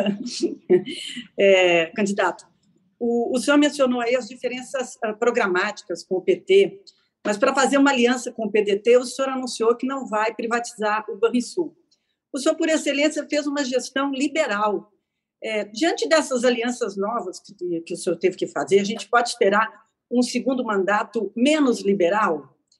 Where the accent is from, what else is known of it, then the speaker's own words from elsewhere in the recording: Rio Grande do Sul, Brazil; eu sou gaúcha